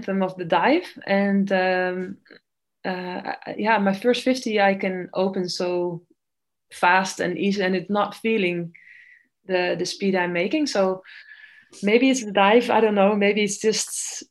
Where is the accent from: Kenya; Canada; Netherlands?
Netherlands; I was swimming at a very small club in my hometown